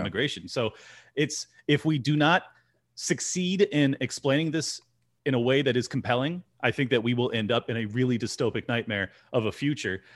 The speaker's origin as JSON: {"language": "English", "region": "Southern California", "country": "United States", "tie": "born or raised there", "said": "I grew up in Southern California"}